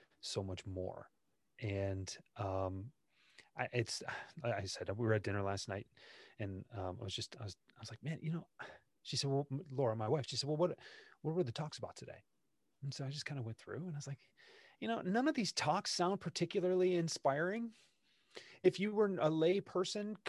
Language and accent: English; Detroit, Michigan, United States; when I was growing up in Detroit